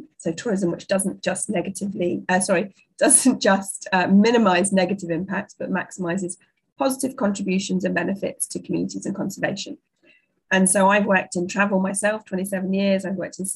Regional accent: Yorkshire and the Humber, United Kingdom; also born or lived in North London; I was born and brought up in North London and then I moved to Yorkshire when I was nine with my family and my dad's job.

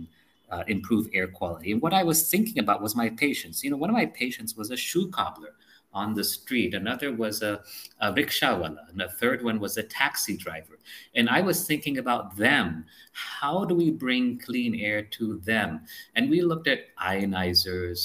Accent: India; moved away; also born or lived in United States; I came here because I wanted to serve the country. I wanted to make things better for my fellow Indian.

